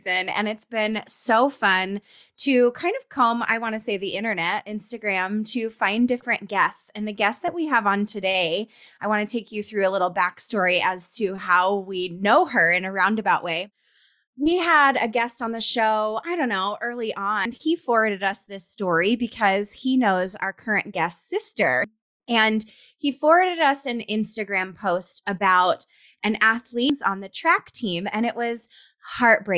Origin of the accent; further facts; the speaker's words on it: Colorado, United States; moved away; We're both from Colorado